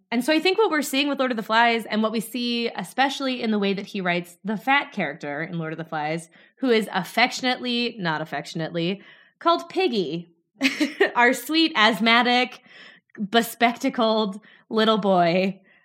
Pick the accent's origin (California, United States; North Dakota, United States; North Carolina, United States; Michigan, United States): North Dakota, United States; moved away as an adult; now in Glasgow, United Kingdom; as you can probably tell from my accent, I am from North Dakota.